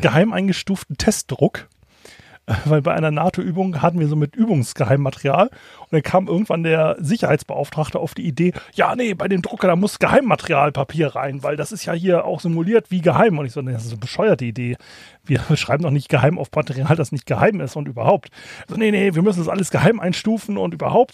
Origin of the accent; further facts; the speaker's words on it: Kiel, Schleswig-Holstein, Germany; als Kieler